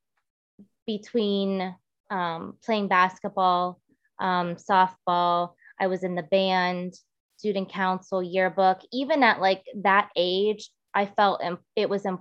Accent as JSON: {"language": "English", "town": "Girard", "region": "Ohio", "country": "United States", "tie": "born or raised there", "said": "I grew up in the Youngstown area, specifically Girard."}